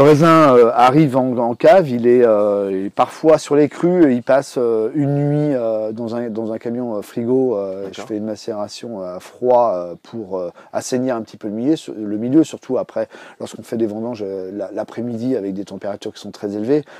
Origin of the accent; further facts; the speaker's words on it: Brittany, France; moved away; also born or lived in Paris; je suis né en Bretagne